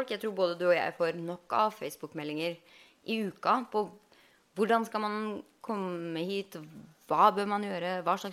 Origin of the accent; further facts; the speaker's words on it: Halden, Østfold, Norway; moved away as an adult; now in Los Angeles, United States; Jeg er jo opprinnelig fra Halden